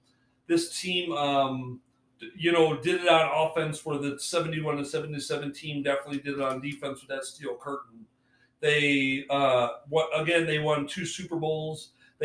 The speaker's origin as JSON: {"language": "English", "region": "Michigan", "country": "United States", "tie": "born or raised there", "said": "So I grew up in Michigan"}